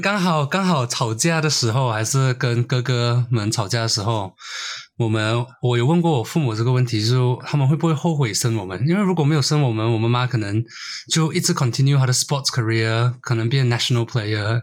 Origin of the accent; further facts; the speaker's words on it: Brunei; also born or lived in Malaysia; now in Melbourne, Australia; 我是马来西亚人，但是我在文莱长大